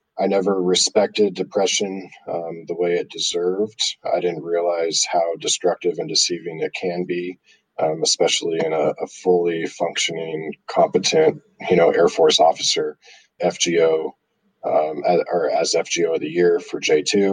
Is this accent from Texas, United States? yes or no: no; Southern California, United States; Growing up in Southern California, I got to play a Junior World event there